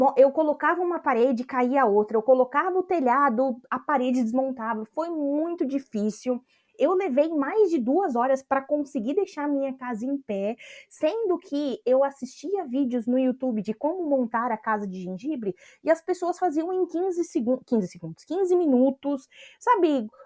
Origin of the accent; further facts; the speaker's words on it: Brazil; moved away; por vir do Brasil, um país tropical